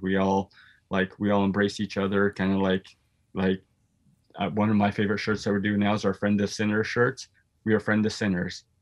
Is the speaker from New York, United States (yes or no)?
no; South Dakota, United States; also born or lived in Houston, Texas; now in Minneapolis, United States; I grew up in South Dakota